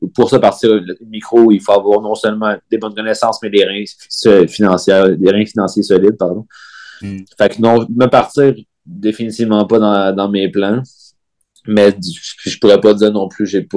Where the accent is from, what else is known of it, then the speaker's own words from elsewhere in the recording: Val-d'Or, Quebec, Canada; moved away as an adult; also born or lived in Sherbrooke; mon attachement pour, pour ma ville natale